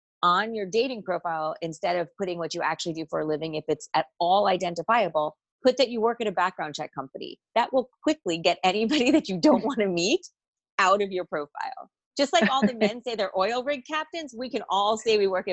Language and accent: English; New Jersey, United States; If all you know about me is … from New Jersey, you're not going to get a full picture of where I've lived and what I've done